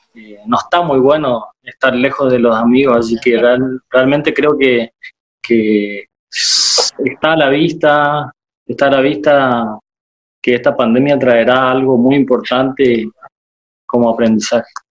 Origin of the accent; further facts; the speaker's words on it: Itá Ibaté, Corrientes, Argentina; now in Corrientes, Argentina; soy de Itaibate y cerquita